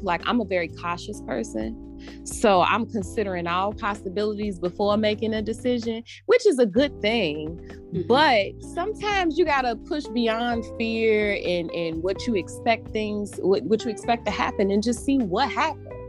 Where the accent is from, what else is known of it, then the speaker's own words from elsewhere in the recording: Chicago, Illinois, United States; I was raised here. I was born and raised here.